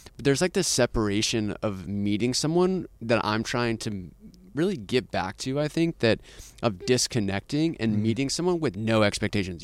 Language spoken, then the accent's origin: English; Austin, Texas, United States; I'm actually from Austin